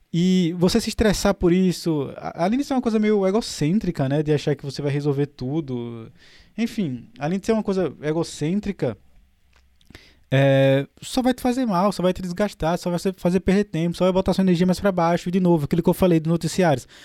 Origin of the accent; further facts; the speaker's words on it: Maceió, Alagoas, Brazil; moved away; also born or lived in Europe; Eu, eu, sou de Maceió